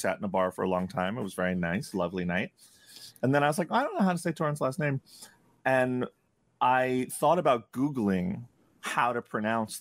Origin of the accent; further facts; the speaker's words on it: United States; also born or lived in Canada; as an American